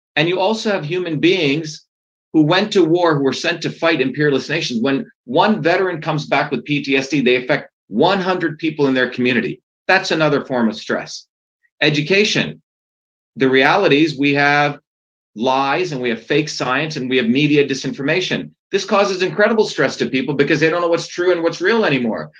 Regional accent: India; now in United States; I grew up in India. I was born in India.

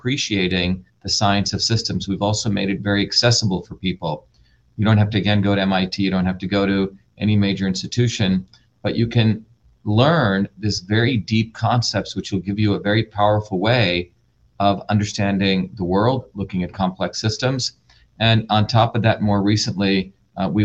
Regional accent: India; moved away; I grew up in India with the era of the caste system

